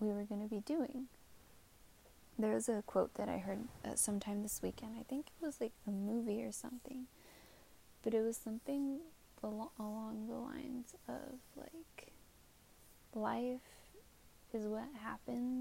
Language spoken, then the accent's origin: English; San Jose, California, United States; I'm from San Jose, it's Bay Area.